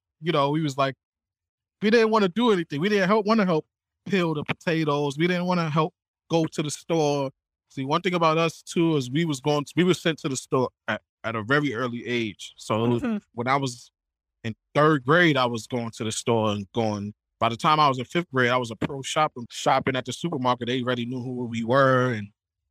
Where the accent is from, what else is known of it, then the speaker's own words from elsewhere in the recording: New York City, New York, United States; now in Portland, Maine, United States; I'm from the Bronx, New York. I grew up about 5 blocks away from Yankee Stadium